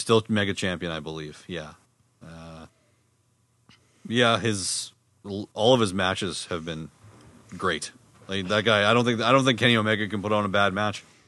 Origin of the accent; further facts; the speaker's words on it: Winnipeg, Manitoba, Canada; we're from Winnipeg